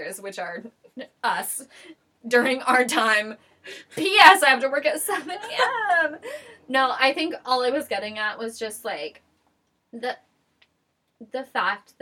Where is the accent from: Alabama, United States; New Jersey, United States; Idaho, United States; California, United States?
Idaho, United States; I grew up in Idaho in a really religious community